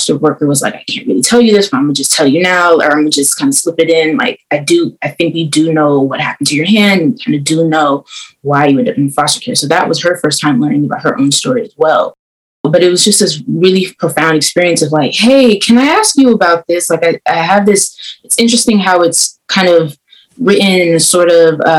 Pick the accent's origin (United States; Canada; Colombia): United States; Oakland, California; I'm 25. I was born in Oakland